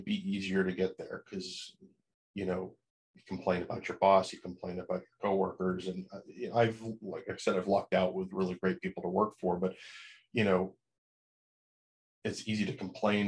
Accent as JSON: {"language": "English", "region": "New Hampshire", "country": "United States", "tie": "born or raised there", "also_born_or_lived": "Chicago / Los Angeles", "moved": "as an adult", "said": "growing up in New Hampshire, Boston was sort of my stomping grounds on the weekend"}